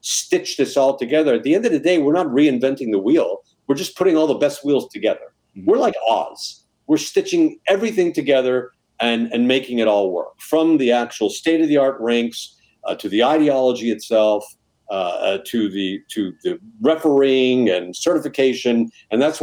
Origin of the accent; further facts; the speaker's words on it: Southern California, United States; also born or lived in Montreal; I'm from Southern California, raised in Southern California